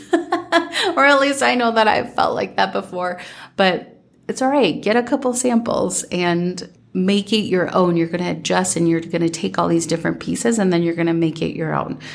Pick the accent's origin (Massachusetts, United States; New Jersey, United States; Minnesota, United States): Minnesota, United States; growing up in Minnesota